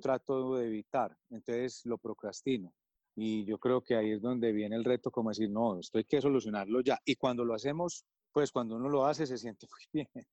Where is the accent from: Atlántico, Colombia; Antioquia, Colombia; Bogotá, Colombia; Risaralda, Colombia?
Antioquia, Colombia; Medellín; also born or lived in United States / Europe; nací aquí en Medellín, Colombia tuve la oportunidad de formarme aquí